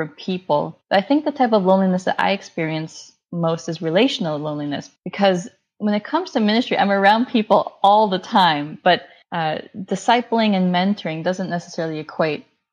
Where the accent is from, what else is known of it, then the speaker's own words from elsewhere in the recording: United States; as a minority, as an Indian American woman